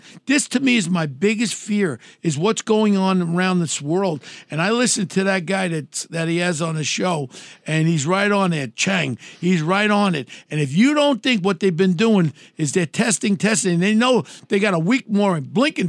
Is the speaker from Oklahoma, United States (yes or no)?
no; New York City, New York, United States; I grew up in Ozone Park. You know where I grew up and all. I grew up with all the wise guys.